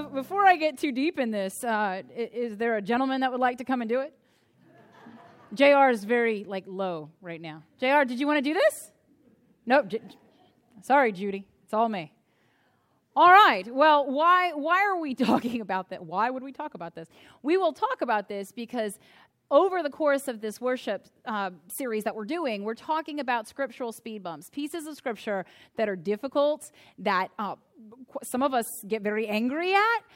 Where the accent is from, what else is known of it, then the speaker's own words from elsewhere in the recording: United States; my experience as an American